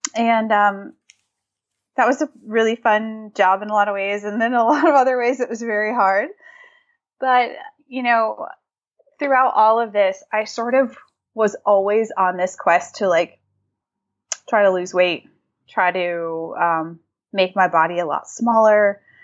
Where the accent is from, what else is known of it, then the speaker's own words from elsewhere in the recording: Massachusetts, United States; moved away as an adult; now in San Diego, United States; I grew up in Massachusetts